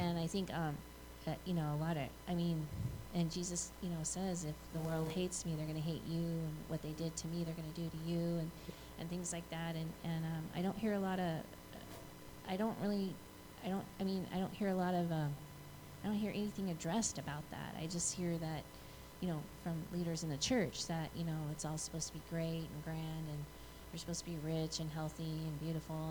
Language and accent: English; Flint, Michigan, United States; I, I live in Flint. I'm I'm from Flint